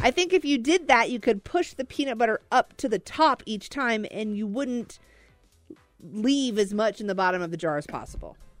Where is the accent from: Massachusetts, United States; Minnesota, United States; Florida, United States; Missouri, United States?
Missouri, United States; Joplin; I'm from Joplin, Missouri